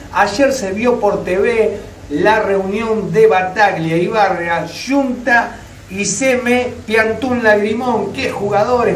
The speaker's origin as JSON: {"language": "Spanish", "town": "Hurlingham", "region": "Buenos Aires Province", "country": "Argentina", "said": "Yo estoy en Urlingan, Buenos Aires, provincia de Buenos Aires. Somos bonaerense."}